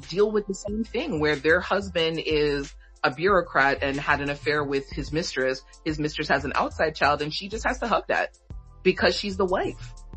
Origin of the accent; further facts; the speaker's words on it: Jamaica; from being like Jamaican